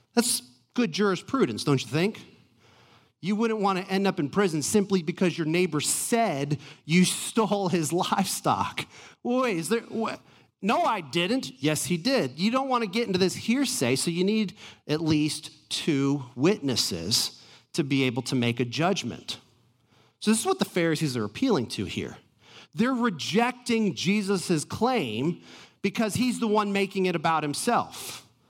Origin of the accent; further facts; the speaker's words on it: Atlanta, Georgia, United States; I'm from Atlanta.